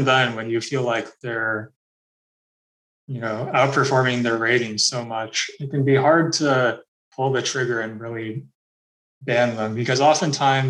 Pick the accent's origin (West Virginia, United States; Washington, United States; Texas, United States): Washington, United States; Seattle; now in Florida, United States; I'm actually from Seattle, Washington, and I do some fair play work with the Washington Chess Federation